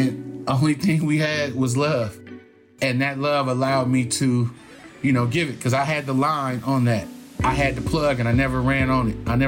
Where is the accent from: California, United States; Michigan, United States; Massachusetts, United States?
California, United States; Oakland; growing up in Oakland, every turf got their own little slang.